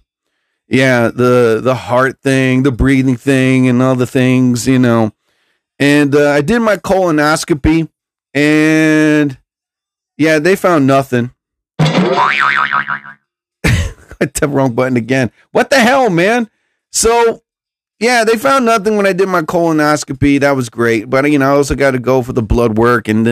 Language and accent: English; New Jersey, United States; I'm from New Jersey